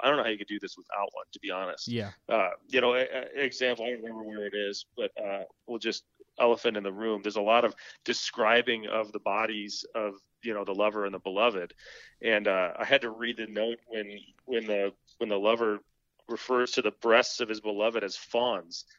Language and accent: English; Michigan, United States; moved away as an adult; now in Orchard Park, United States; I grew up in Michigan